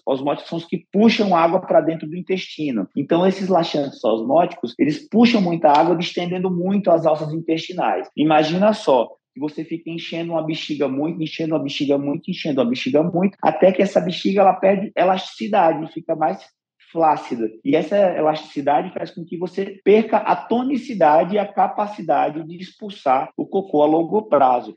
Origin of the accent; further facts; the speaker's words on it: Northeast Region, Brazil; sou nordestino